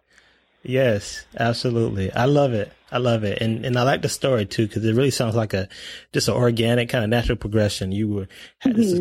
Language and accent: English; Miami, Florida, United States; you know, I'm from Miami